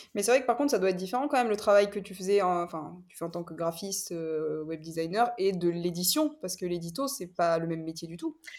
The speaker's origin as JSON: {"language": "French", "town": "La Cadière-d'Azur", "region": "Provence-Alpes-Côte d'Azur", "country": "France", "also_born_or_lived": "Toulon", "moved": "yes", "said": "je viens de la Cadière d'Azur, c'est à côté de Saint-Cyr-sur-Mer, près de la ciotard Et j'ai fait mes études à Toulon"}